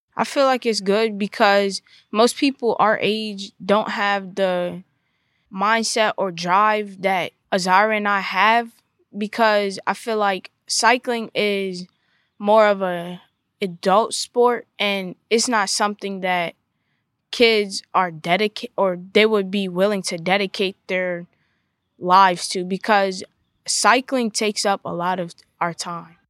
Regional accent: Southern Maryland, United States; I'm from Southern Maryland

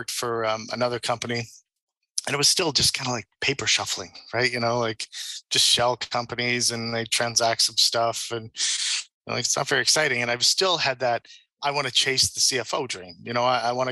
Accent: Saint John, New Brunswick, Canada; moved away as an adult; also born or lived in Nova Scotia / Halifax; now in Costa Rica; I'm originally from St. John, New Brunswick, which is the east coast of Canada, the little maritime provinces. So I grew up there

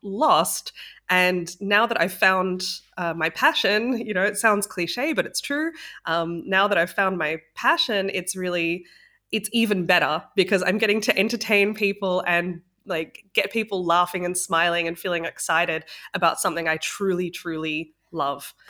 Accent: Australia; moved away; also born or lived in Sydney; I'm from Australia originally, so I was living in Sydney.

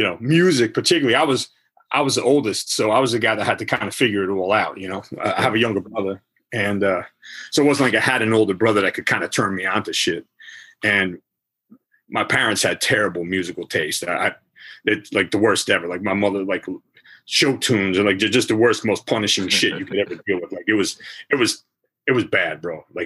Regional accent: Montclair, New Jersey, United States; also born or lived in Verona, New Jersey / Belleville, New Jersey / Caldwell, New Jersey; born in Montclair, New Jersey, and I lived all around that area. That's Essex County area, New Jersey. I grew up in that area, Verona, Belleville, Caldwell

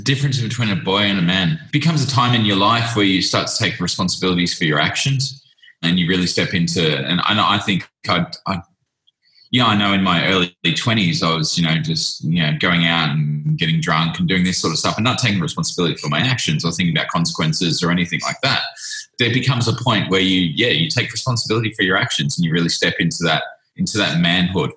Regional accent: Australia; moved away as an adult; also born or lived in New Zealand; now in Vanuatu; I was born in Australia, lived in New Zealand for two years, and then we um, decided to make a move to Vanuatu

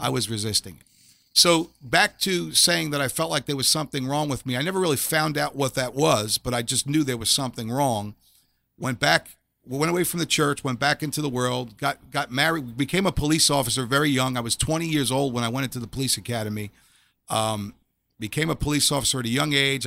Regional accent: New York City, New York, United States; I grew up in Staten Island, New York

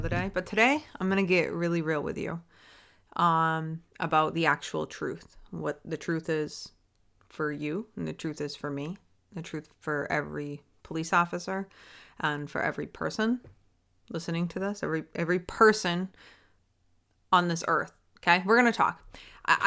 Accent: Maine, United States; I didn't grow up in a city. I grew up in Maine

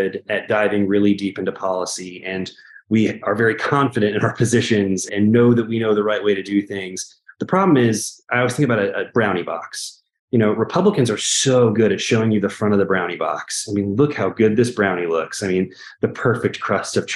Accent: Daleville, Indiana, United States; now in Indianapolis, United States; I grew up in the country, right? I'm from a place called Daleville, Indiana

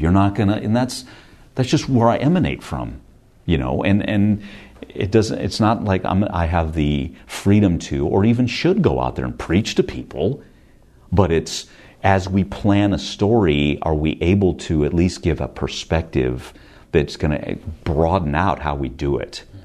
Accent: Stockton, California, United States; moved away; also born or lived in San Francisco; I'm from Stockton, California

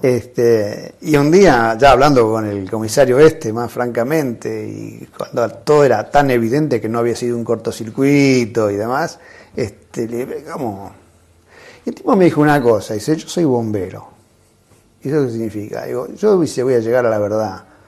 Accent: Mar del Plata, Buenos Aires Province, Argentina; also born or lived in General Roca, Córdoba; a los 9, 10 años me fui a vivir a Mar del Plata con mis viejos

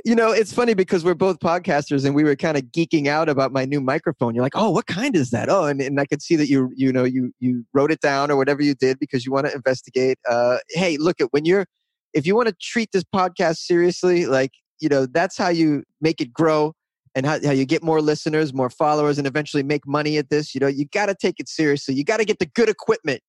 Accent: north of Boston, Massachusetts, United States; accent: Boston; the town I grew up in was a little bit north of Boston

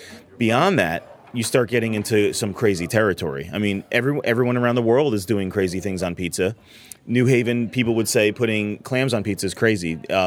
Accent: New Haven, Connecticut, United States; I'm from New Haven, born and raised

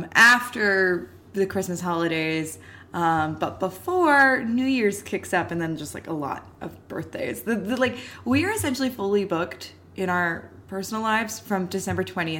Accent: Canada; Obviously, we are Canadian

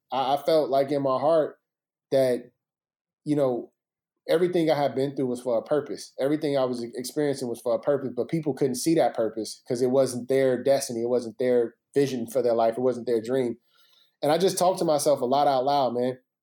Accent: Chicago, Illinois, United States; growing up in Chicago was amazing.

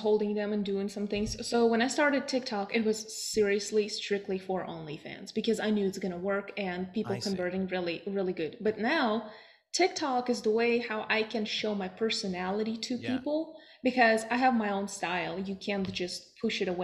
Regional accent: Russia; now in United States; I'm originally from Russia.

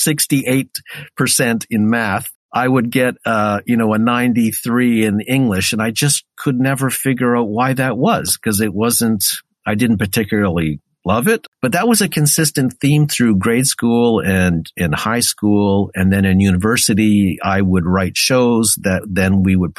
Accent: Sudbury, Ontario, Canada; moved away as an adult; Growing up in Sudbury was great

